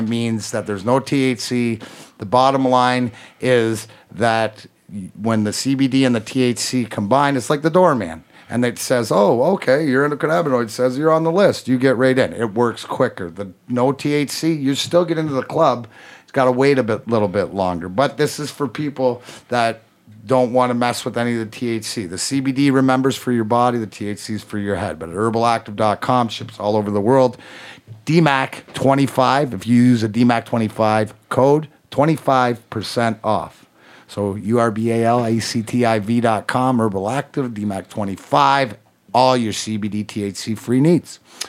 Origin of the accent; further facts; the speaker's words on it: Canada; I play rugby. I'm Canadian.